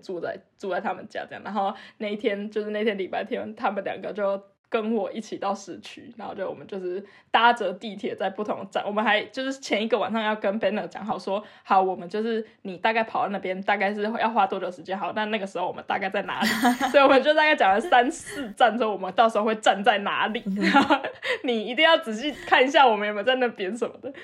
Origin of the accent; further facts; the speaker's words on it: Taipei, Taiwan; moved away as an adult; now in Germany; 我是一个台北长大的死小孩